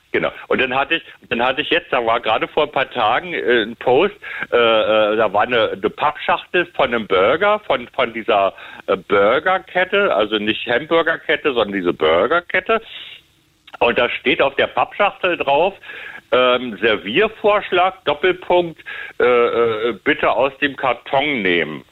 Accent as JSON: {"language": "German", "region": "Berlin", "country": "Germany", "tie": "born or raised there", "said": "bin ja gebürtiger Westberliner"}